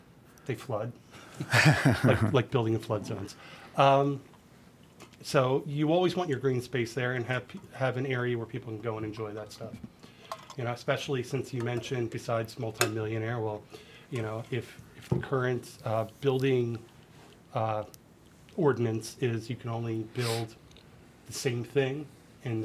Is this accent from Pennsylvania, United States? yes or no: yes; outside of Philadelphia, Pennsylvania, United States; moved away as an adult; now in Nashville, United States; I grew up outside of Philadelphia